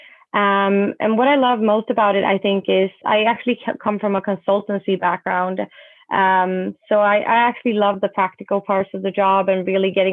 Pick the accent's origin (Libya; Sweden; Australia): Sweden; moved away; I come from Sweden